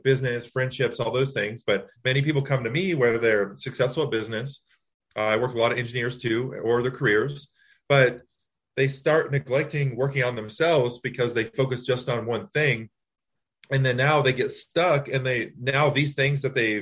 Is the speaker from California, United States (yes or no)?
no; Texas, United States; also born or lived in Louisiana; now in Long Island, United States; I'm originally from Louisiana. I moved to Texas when I was 3, and I just relocated up to Long Island